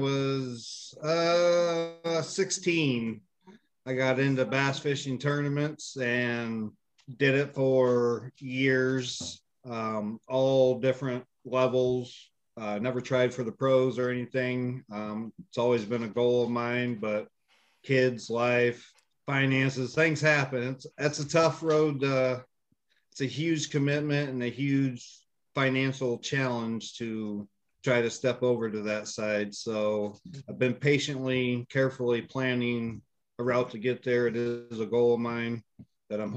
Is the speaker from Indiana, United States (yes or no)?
yes; Indiana, United States; moved away as an adult; now in Iowa, United States; I'm originally from Indiana.